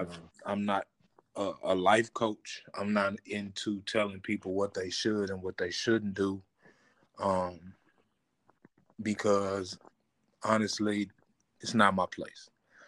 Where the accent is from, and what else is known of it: Terrell, Texas, United States; born there